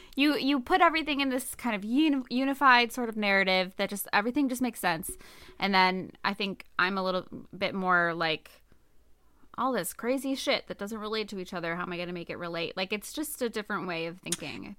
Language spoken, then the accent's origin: English; United States; we're American